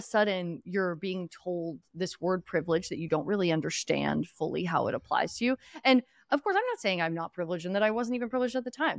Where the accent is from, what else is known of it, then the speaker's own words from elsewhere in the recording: Philadelphia, Pennsylvania, United States; I grew up in Northeast Philadelphia or originally Western Pennsylvania before